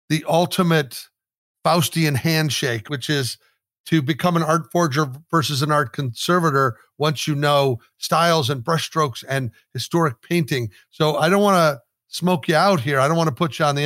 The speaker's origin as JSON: {"language": "English", "region": "Midwest", "country": "United States", "tie": "born or raised there", "said": "growing up in the Midwest here in America"}